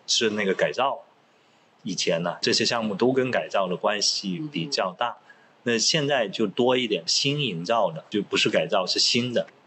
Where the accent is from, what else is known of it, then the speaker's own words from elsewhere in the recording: Pearl River Delta, Guangdong, China; Chinese is a second language; 我自己就是珠三角成长，而且我到了大学，我普通话都说不好，因为在广东念书，你一出学校就说粤语